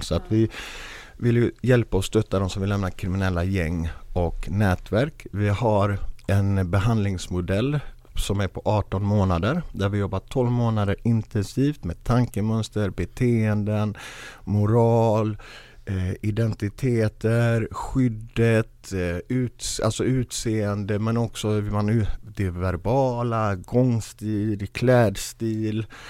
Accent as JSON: {"language": "Swedish", "town": "Gothenburg", "region": "Västra Götaland", "country": "Sweden", "tie": "born or raised there", "said": "Jag är själv uppvuxen i Biskopsgården, finaste området"}